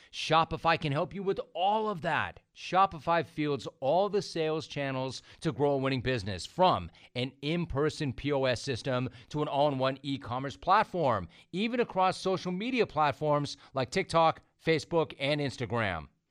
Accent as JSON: {"language": "English", "town": "Los Angeles", "region": "California", "country": "United States", "tie": "born or raised there", "said": "I, I grew up in Los Angeles"}